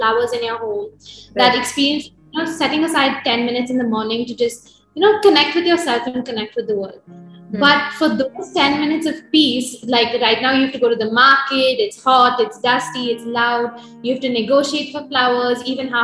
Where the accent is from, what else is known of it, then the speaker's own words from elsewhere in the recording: Bangalore, Karnataka, India; We are from Bangalore, the home base